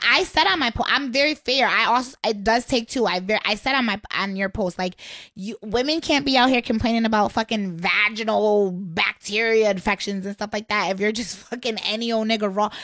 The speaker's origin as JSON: {"language": "English", "town": "Waterbury", "region": "Connecticut", "country": "United States", "moved": "yes", "lives_now": "Washington, D.C., United States", "said": "I'm from Waterbury, but I currently live in D C"}